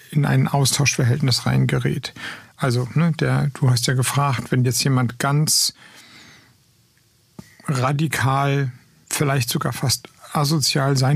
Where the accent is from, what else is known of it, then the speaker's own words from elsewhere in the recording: West Germany, Germany; ich komme aus dem Westen. Ich habe eine Ahnung, wie es ist, im ländlichen Raum zu leben, weil ich da lange gelebt habe, aber eine Ahnung im ländlichen Raum in Westdeutschland.